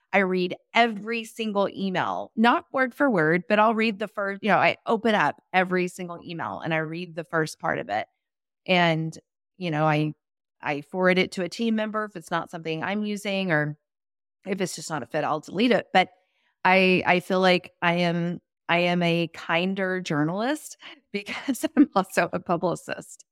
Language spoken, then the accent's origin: English; Austin, Texas, United States; I'm from Austin